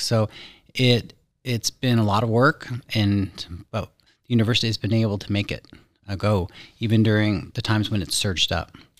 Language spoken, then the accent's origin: English; Pensacola, Florida, United States; I grew up in Pensacola, Florida